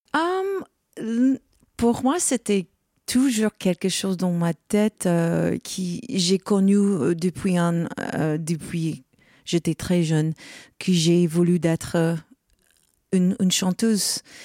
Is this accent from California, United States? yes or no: no; Rochester, New York, United States; French is a second language; moved away; je viens de Rochester, New York. C'est l'état de New York.